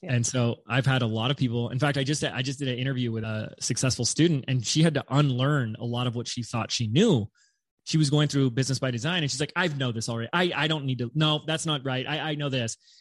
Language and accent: English; Laguna Beach, California, United States; i was living in my hometown of laguna beach california at the time